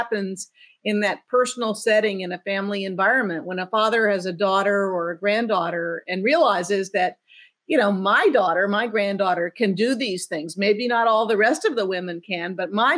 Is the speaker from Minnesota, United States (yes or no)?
no; Savannah, Georgia, United States; I grew up in Savannah, Georgia.